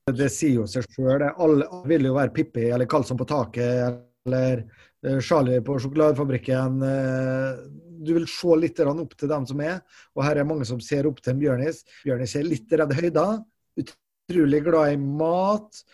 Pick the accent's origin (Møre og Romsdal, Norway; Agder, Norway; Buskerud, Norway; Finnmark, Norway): Møre og Romsdal, Norway; Molde; moved away as an adult; now in Trondheim, Norway; jeg er jo opprinnelig fra Molde